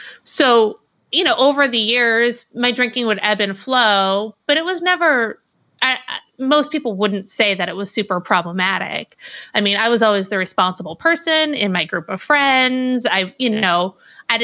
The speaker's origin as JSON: {"language": "English", "region": "New Hampshire", "country": "United States", "moved": "as an adult", "lives_now": "Portland, United States", "said": "I'm originally from New Hampshire, but about 5 years ago, I moved to Portland, Oregon"}